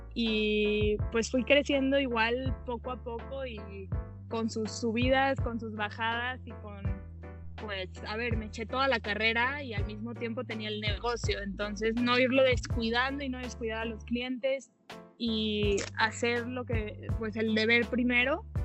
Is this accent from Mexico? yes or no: yes; Saltillo, Coahuila, Mexico; now in Mexico City, Mexico; tenía pastelerías en Monterrey y en Saltillo porque soy de Saltillo, Coahuila